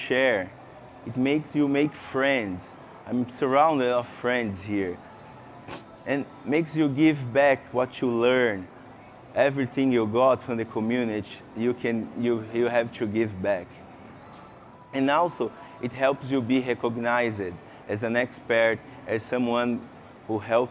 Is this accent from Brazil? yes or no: yes; Brazil; English is a second language; I came from Brazil, so excuse me for my English. It's not good. It's not my mother language